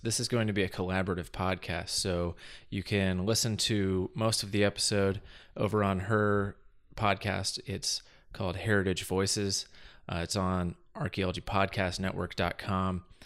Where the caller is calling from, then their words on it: Portland, Oregon, United States; I'm calling in from Portland, Oregon